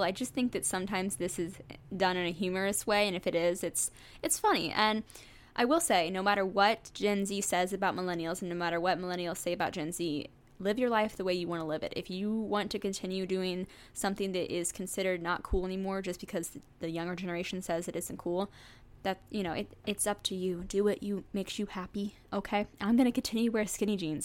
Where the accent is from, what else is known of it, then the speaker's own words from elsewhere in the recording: St. Louis, Missouri, United States; I grew up in the suburbs outside of Saint Louis